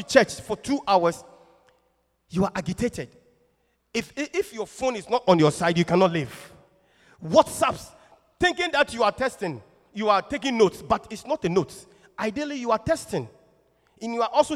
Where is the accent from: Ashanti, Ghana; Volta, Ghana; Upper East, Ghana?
Ashanti, Ghana; Kumasi; I'm from Kumasi, typical Ashanti man. There's no water near me